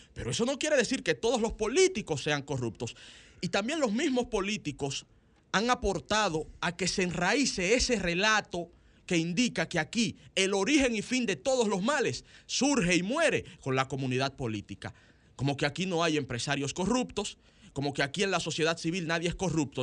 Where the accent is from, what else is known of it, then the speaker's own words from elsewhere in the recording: Dominican Republic; los dominicanos